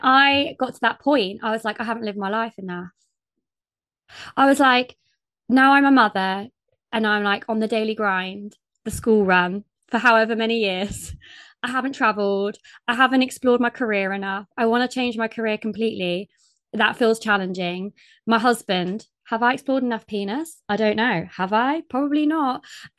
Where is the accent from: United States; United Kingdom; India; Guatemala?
United Kingdom; But then sometimes I feel like I'm too British.